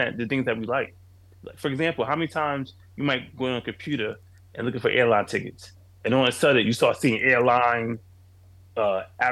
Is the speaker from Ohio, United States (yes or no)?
no; New York City, New York, United States; I'm a kid from Queens, New York